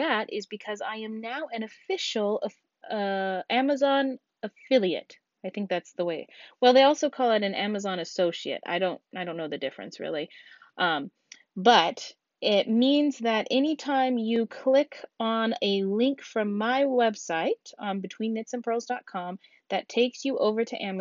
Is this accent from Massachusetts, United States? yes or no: no; Alaska, United States; my home state of Alaska